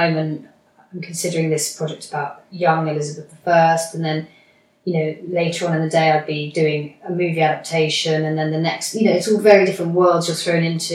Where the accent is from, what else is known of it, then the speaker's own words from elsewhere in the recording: United Kingdom; I'm British